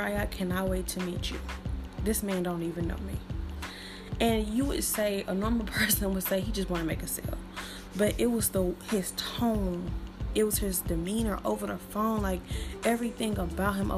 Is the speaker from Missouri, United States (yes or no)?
yes; St. Louis, Missouri, United States; accent: St. Louis; I'm from St. Louis. So if you hear my R's real good, that's St. Louis